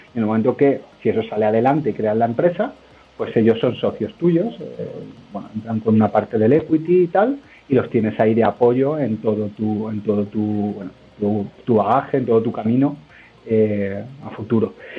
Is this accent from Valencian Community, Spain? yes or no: no; Málaga, Andalusia, Spain; moved away as an adult; now in Madrid, Spain; yo soy de Málaga, eh, pero llevo ya 11 años en Madrid. Eh, me formé en Málaga